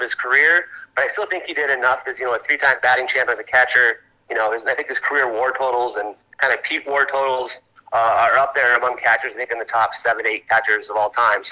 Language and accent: English; Glendora, California, United States; I grew up out here in Glendora, north of Anaheim, L.A. County. Local guy.